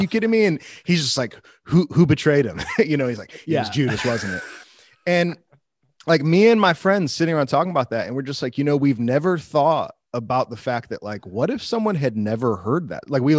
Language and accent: English; Illinois, United States; so I grew up near Chicago, and I did not grow up a Christian, at least not until I was in high school